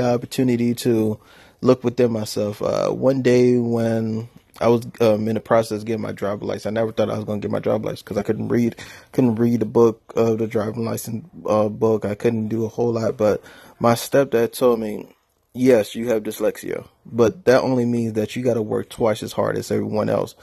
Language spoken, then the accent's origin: English; New Orleans, Louisiana, United States; moved away; also born or lived in Atlanta, Georgia; I was born in New Orleans, Louisiana, and I lived in poverty.